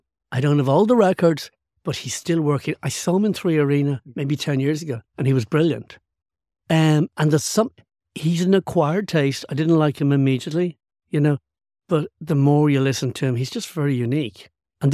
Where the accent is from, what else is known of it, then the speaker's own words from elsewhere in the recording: Ireland; But yeah, he was part of growing up in Ireland.